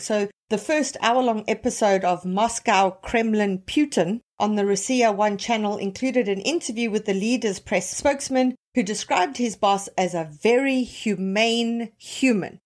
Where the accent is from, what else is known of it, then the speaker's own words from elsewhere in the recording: South Africa; now in Toronto, Canada; I'm South African, tons of Zimbabwean friends, as many of them here in, uh, Toronto.